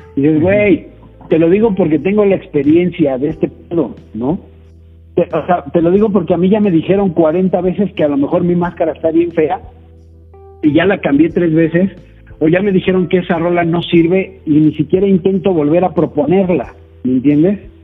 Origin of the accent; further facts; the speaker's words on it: Mexico; soy mexicano